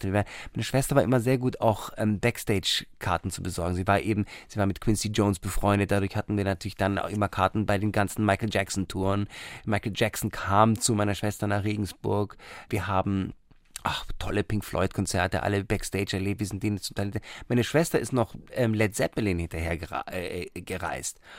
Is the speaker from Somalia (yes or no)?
yes; Somalia; born there; und dann in Somalia, wo ich geboren bin.